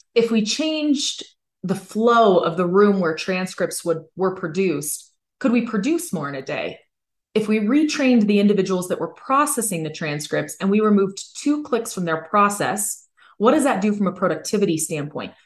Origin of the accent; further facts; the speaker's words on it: Hayward, California, United States; I grew up in California. I was born in Hayward and I was raised in the Bay Area